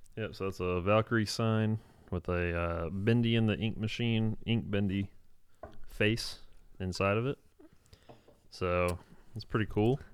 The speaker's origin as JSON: {"language": "English", "region": "Virginia", "country": "United States", "said": "I'm from Virginia"}